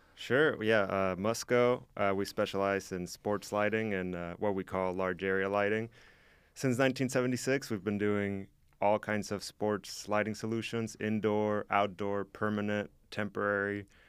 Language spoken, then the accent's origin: English; Mexico; now in Oskaloosa, United States; I am from Mexico, so I grew up with soccer